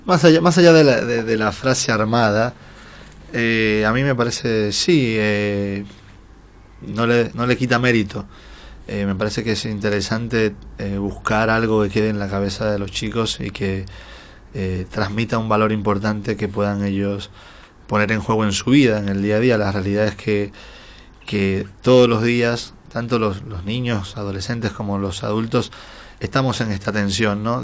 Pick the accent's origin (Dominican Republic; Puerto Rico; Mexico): Dominican Republic; moved away as an adult; now in Buenos Aires, Argentina; soy de la República Dominicana, hace seis años y unos meses que vivo en la Argentina